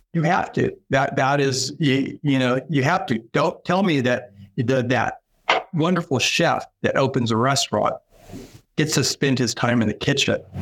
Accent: Sacramento, California, United States; moved away as an adult; now in Pittsburg, Kansas, United States; I come from California. In California, I lived in a large city, Sacramento

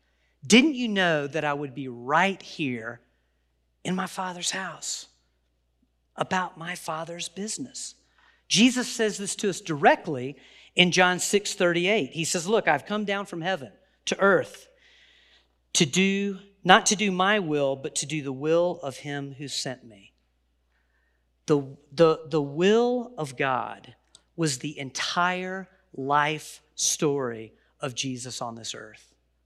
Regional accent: the South, United States; And so well, I'm from the South. I can probably say will and get away with it.

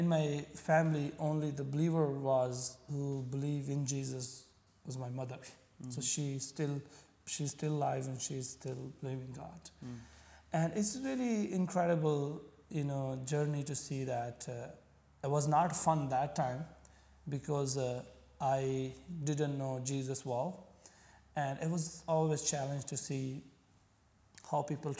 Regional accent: Punjab, Pakistan; first language Punjabi; English is a second language; moved away as an adult; now in Abu Dhabi, United Arab Emirates; I come from Pakistan.

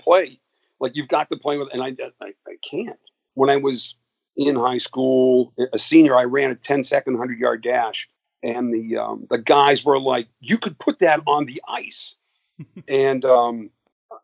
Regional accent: Massachusetts, United States; I grew up in Massachusetts, about 45 miles north and west of Boston, out in the woods.

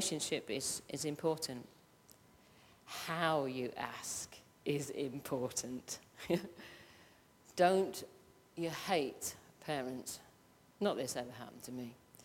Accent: Midlands, United Kingdom; I'm from the Midlands and I am not changing my accent, it's ask, A-S-K

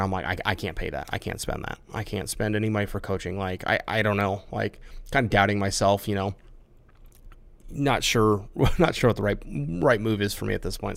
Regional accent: Iowa, United States; I grew up in the Midwest in Iowa, way out in the country.

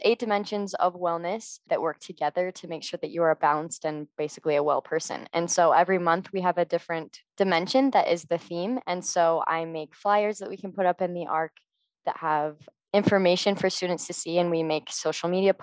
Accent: Lehi, Utah, United States; I'm originally from Lehigh, Utah.

